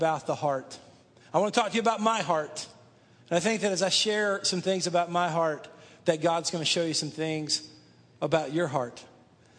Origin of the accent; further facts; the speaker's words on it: Dallas, Texas, United States; I grew up outside of Dallas, Texas, in one of the suburbs there